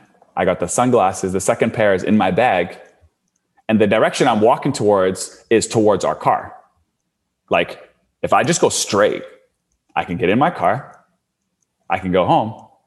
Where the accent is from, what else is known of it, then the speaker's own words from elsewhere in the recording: Canada; Like I'm from Canada. This is in the States.